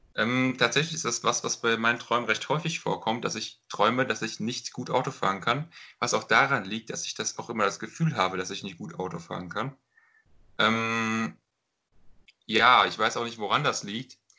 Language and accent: German; Runkel, Hesse, Germany; in meine Heimatstadt in Runkel